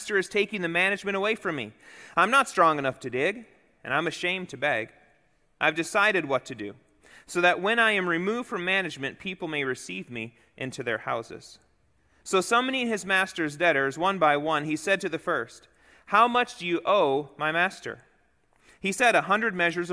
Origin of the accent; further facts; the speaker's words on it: Chicago, Illinois, United States; moved away; also born or lived in the Dakotas; growing up in Chicago and then in the Dakotas